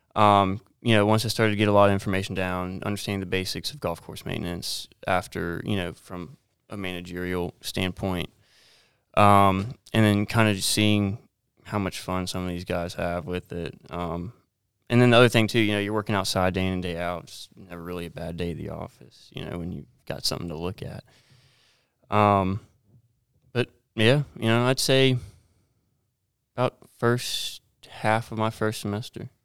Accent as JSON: {"language": "English", "town": "Myrtle Beach", "region": "South Carolina", "country": "United States", "tie": "born or raised there", "said": "growing up in Myrtle Beach"}